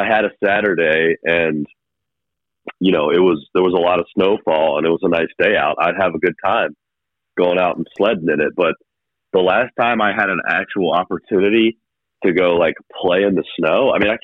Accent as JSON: {"language": "English", "town": "Hickory", "region": "North Carolina", "country": "United States", "tie": "born or raised there", "said": "growing up in Hickory"}